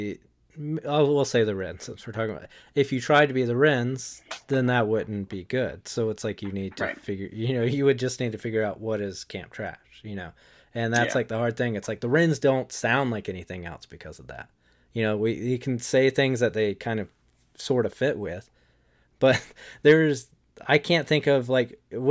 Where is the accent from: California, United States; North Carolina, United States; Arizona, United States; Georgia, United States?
North Carolina, United States; Wilmington; I grew up in Wilmington, North Carolina